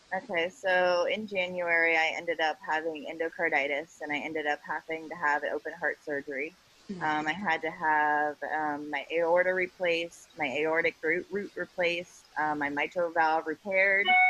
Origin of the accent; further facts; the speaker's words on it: Ohio, United States; I'm from Ohio